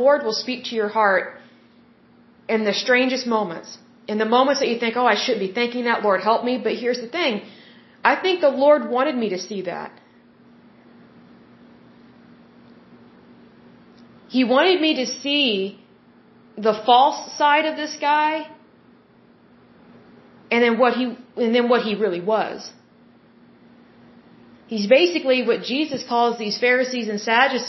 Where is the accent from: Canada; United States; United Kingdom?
United States; the Bible Belt; I was raised in the Bible Belt